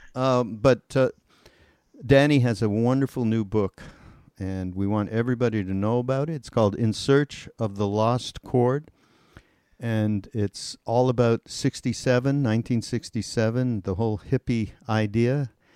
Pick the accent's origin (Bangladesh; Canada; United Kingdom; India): Canada; Montreal, Quebec; I came from Montreal